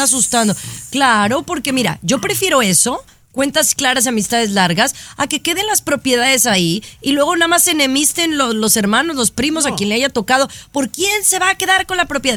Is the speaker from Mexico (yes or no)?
yes; Mexico; es mi gente porque soy mexicana